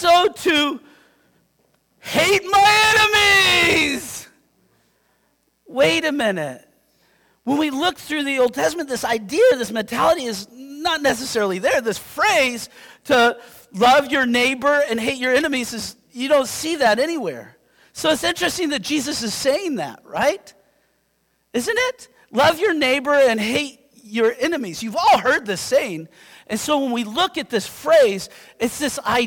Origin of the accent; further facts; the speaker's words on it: Yakima, Washington, United States; I'm from Yakima.